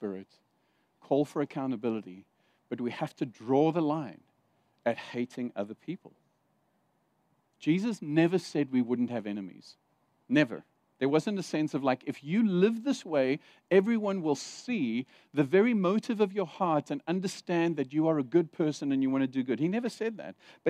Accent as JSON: {"language": "English", "country": "Zimbabwe", "tie": "born there", "also_born_or_lived": "Saudi Arabia / South Africa", "said": "Because I've lived in Saudi Arabia, I've lived in South Africa, I was born in Zimbabwe."}